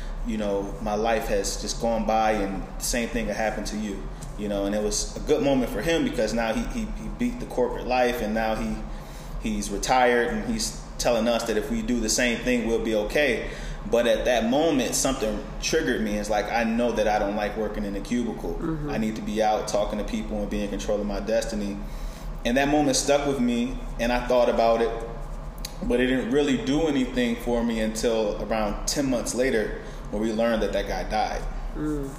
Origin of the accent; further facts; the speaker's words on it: Chicago, Illinois, United States; now in Northern Virginia, United States; personally, I'm from Chicago, and I moved to Northern Virginia with my father when he was stationed at the Pentagon.